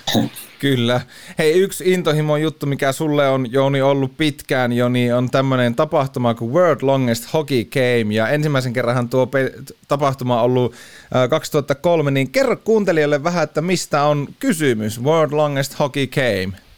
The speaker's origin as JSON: {"language": "Finnish", "town": "Oulu", "region": "North Ostrobothnia", "country": "Finland", "said": "meillä Oulussa ruukataan laittaa aina vähän ylimääräisiä vokaaleja sinne sun tänne."}